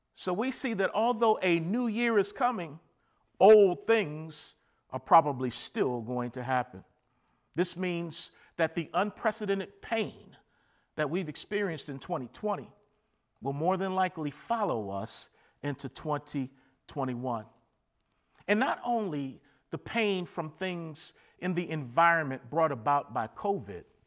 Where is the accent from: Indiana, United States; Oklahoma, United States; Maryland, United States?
Maryland, United States; Baltimore; growing up in Baltimore, Maryland